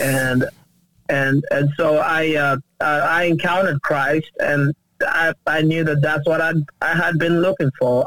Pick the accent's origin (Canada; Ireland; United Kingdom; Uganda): Uganda; now in United States; I uh, was born and raised in Uganda